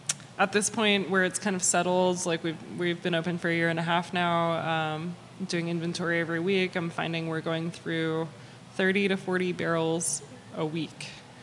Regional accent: Santa Monica, California, United States; When I was a kid, when I was growing up in Santa Monica

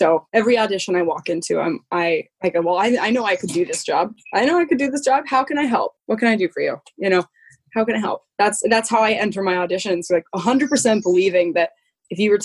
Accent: Colorado, United States; moved away; I'm originally from Colorado

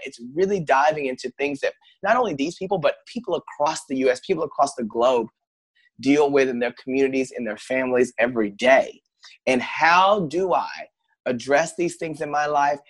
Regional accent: Paris, Texas, United States; now in Los Angeles, United States; I grew up in a small town. I'm originally from Paris, Texas

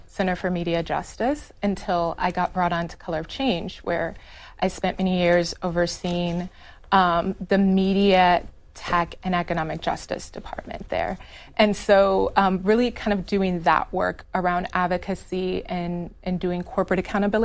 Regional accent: Chicago, Illinois, United States; I grew up in Illinois. I'm from Chicago. My family is like multi-generational Chicagoans

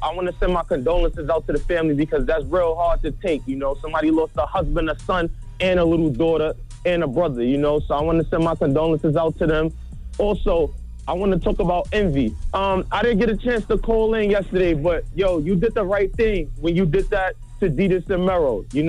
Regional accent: Brownsville, United States; You know, I told y'all I'm from Brownsville.

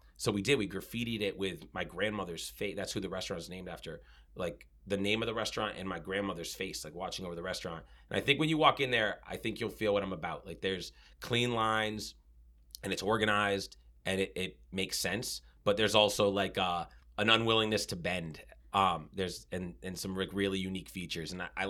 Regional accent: Sharon, Massachusetts, United States; And Sharon, I mean, it's where I grew up. And then I moved back there 2 years ago.

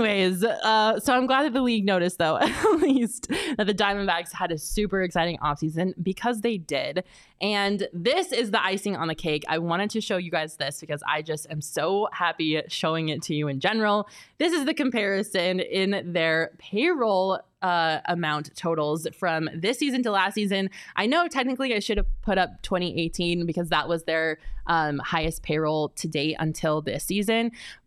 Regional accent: Colorado, United States; I have to say, though, and I know this is just because I'm from Colorado

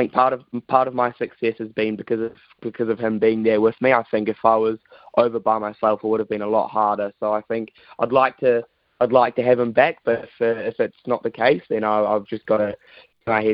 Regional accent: New Zealand; also born or lived in United Kingdom; being a Kiwi over there in the UK

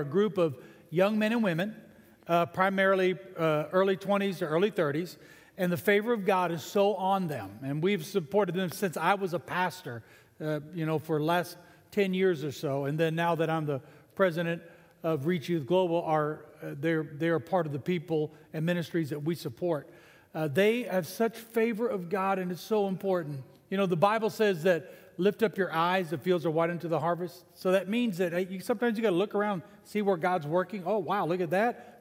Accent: San Antonio, Texas, United States; also born or lived in Canada; I became a citizen when I was 12 years old in San Antonio, Texas

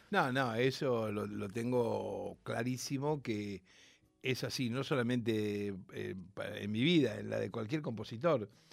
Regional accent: Rosario, Santa Fe, Argentina; nací en Rosario, soy nieto de andaluces y piamonteses

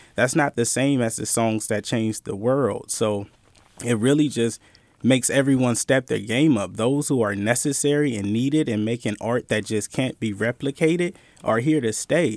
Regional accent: Bay Area, California, United States; I'm from the Bay Area. I grew up in a time of bootlegging

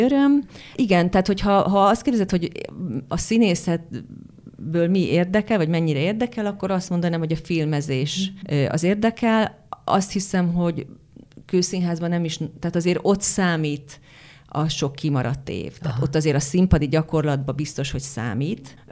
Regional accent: Hungary; accent: Hungarian; az én kiejtésem, de hát hogy miért ne lehetne az, hogy ugye Bécsben játszódik ez a film, hogy akkor hát egy magyar nő Bécsben miért ne élhetne, és akkor lehet Simán. a magyar akcentus.

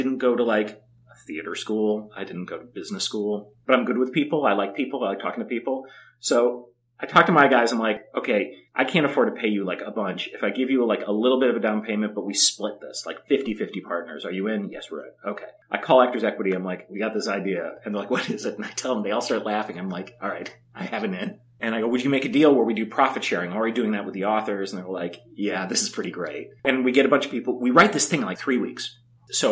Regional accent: Chicago, Illinois, United States; all people I grew up with in Chicago

